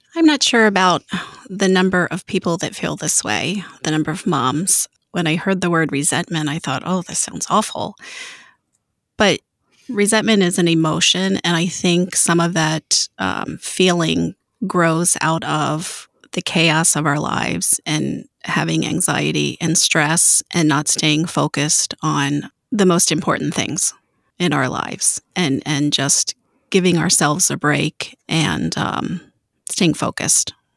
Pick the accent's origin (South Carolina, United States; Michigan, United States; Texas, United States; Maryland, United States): Maryland, United States; Baltimore; moved away as an adult; now in Missouri, United States; I was born and raised in Baltimore